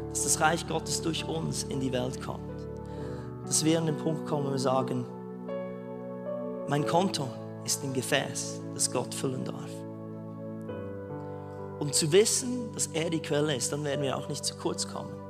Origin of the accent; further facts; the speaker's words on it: Switzerland; Als Schweizer ein, ein Arbeits Arbeitsvisum in Neuseeland, das hat es wahrscheinlich noch gar nie gegeben.